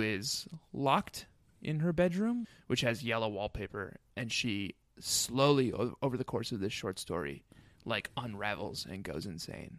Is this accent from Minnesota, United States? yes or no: yes; Minnesota, United States; I grew up in Minnesota